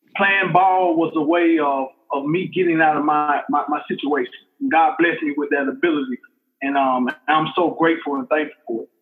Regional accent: Montgomery, Alabama, United States; I was born and raised there in Montgomery, Alabama

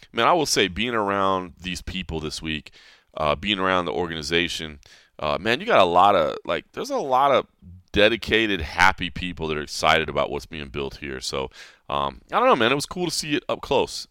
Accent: DeSoto, Texas, United States; moved away; Uh, DeSoto actually i-, is where I, with this area, the Dallas-Fort Worth Metroplex

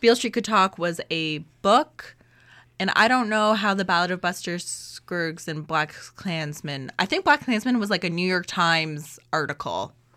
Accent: Canada

